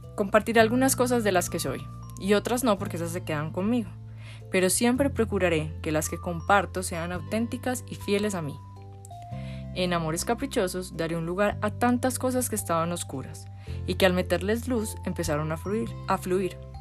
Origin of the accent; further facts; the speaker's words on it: Medellín, Antioquia, Colombia; Nací en Medellín, Colombia